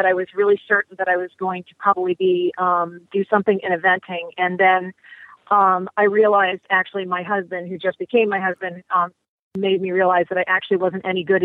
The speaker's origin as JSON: {"language": "English", "region": "Virginia", "country": "United States", "also_born_or_lived": "Wellington / Texas", "moved": "as an adult", "said": "I'm originally from Virginia"}